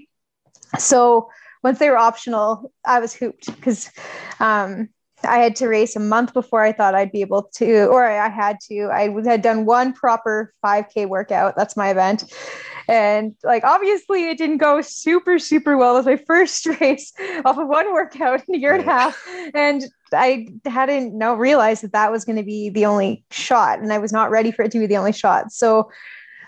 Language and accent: English; Canada; as a Canadian